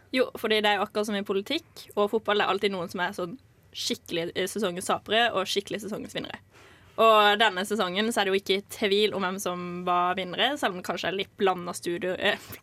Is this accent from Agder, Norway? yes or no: yes; Kristiansand, Agder, Norway; also born or lived in Lillesand; jeg har mest tilknytning til Kristiansand, for der jeg vokste opp